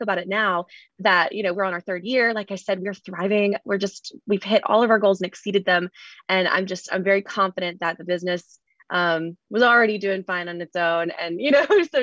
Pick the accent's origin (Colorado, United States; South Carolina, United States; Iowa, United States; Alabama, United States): Alabama, United States; Mobile; I ended up growing up in Mobile, Alabama, which is a little bit bigger.